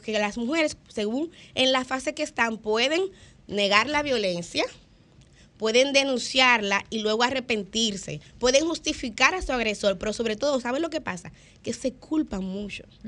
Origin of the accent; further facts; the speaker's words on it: Santo Domingo, Distrito Nacional, Dominican Republic; yo soy de Villaconsuelo, muy orgullosa de, mi barrio, de mis orígenes